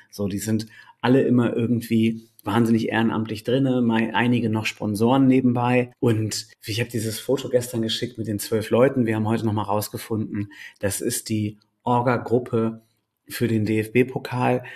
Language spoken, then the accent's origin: German; Delmenhorst, Lower Saxony, Germany; moved away as an adult; now in Bremen, Germany; ich bin äh, gebürtiger Delmenhorster, bin in dieser Stadt auch aufgewachsen